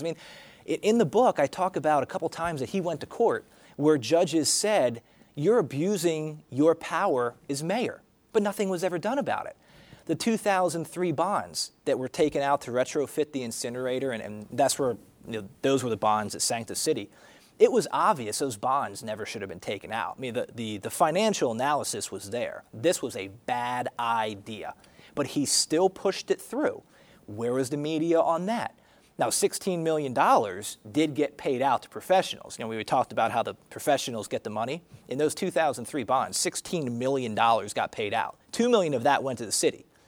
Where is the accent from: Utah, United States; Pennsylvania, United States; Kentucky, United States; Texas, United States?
Pennsylvania, United States; Berks County; also born or lived in Wyoming / Wisconsin / Harrisburg, Pennsylvania; I'm from Pennsylvania. I was born and raised in Berks County, a little bit south of uh, Reading and Morgantown